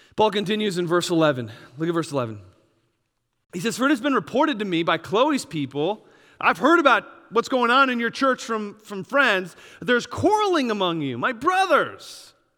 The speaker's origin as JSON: {"language": "English", "region": "Wisconsin", "country": "United States", "tie": "born or raised there", "said": "I grew up in Wisconsin"}